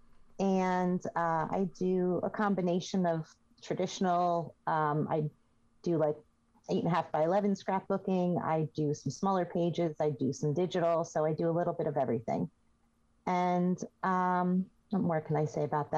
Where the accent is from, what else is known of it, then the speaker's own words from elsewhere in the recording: Northern New Jersey, United States; I'm from Kristen's old stomping grounds, Northern New Jersey